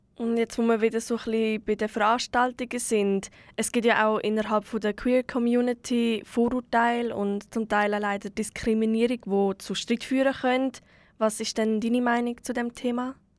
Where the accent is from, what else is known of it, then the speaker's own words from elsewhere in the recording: Switzerland; hier bei uns in der Schweiz